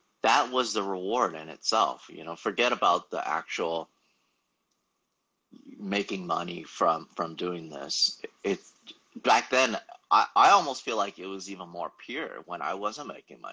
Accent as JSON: {"language": "English", "town": "Los Angeles", "region": "California", "country": "United States", "tie": "born or raised there", "said": "I've pretty much failed every single English class that I've taken here, growing up in Los Angeles"}